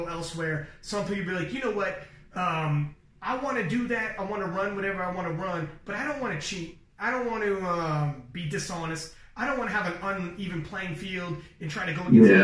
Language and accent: English; Toronto, Ontario, Canada; I'm from Toronto